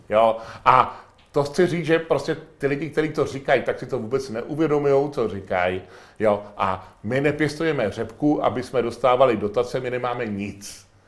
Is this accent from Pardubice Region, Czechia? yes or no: yes; Chrudim, Pardubice Region, Czechia; já jsem z Chrudimi